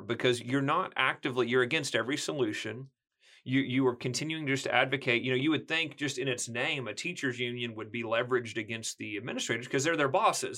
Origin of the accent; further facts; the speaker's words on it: small rural town near McAlester, Oklahoma, United States; also born or lived in Arkansas; That's where I was from